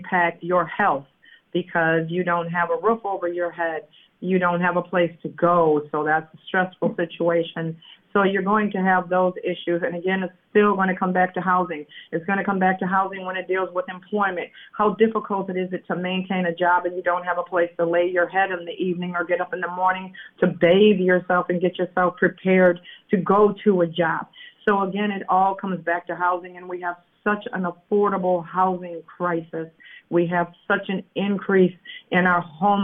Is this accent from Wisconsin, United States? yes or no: yes; Madison, Wisconsin, United States; I am from South Madison